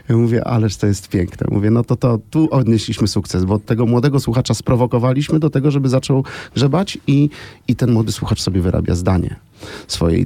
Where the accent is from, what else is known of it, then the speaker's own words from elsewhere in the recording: Krasnystaw, Lublin Voivodeship, Poland; also born or lived in Zamość; urodziłem się w Krasnymstawie i rodzice wozili mnie do szkoły oddalonej o 30 km kilka razy w tygodniu